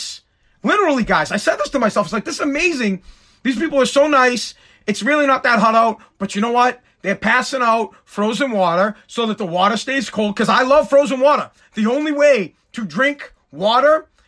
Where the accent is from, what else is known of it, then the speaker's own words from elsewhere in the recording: Boston, Massachusetts, United States; we're from Boston